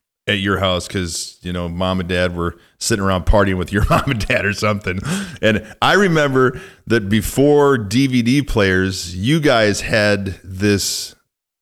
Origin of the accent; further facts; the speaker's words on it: Mount Carroll, Illinois, United States; moved away; growing up in Mount Carroll